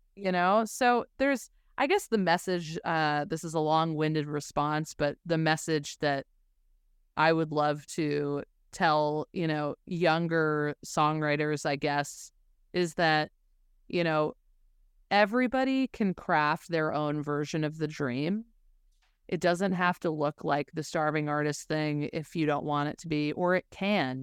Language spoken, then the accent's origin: English; Denver, Colorado, United States; also born or lived in Los Angeles / Nashville; now in New York, United States; I'm originally from Denver